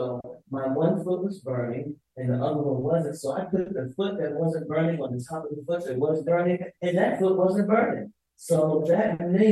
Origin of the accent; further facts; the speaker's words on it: Pennsylvania, United States; I come from Pennsylvania